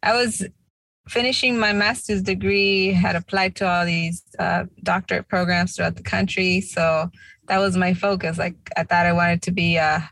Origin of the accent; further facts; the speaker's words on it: Tulare, California, United States; moved away as an adult; also born or lived in New Jersey / New York; now in East Coast, United States; They gave birth to me in California, small town, Tulare. Our families, their families come from Jalisco and Zacatecas, Mexico. And yeah, I was born and raised out there in Cali, but I've been on the East Coast for the past 16 years.